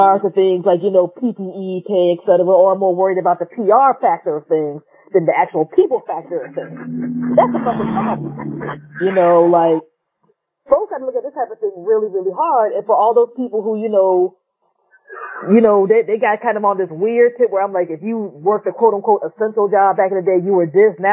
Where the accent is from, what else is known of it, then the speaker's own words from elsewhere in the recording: United States; being an American